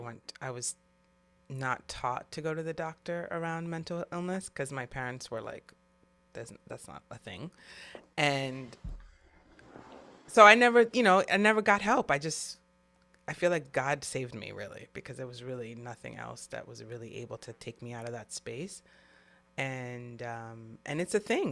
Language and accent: English; New York City, New York, United States; I'm from New York City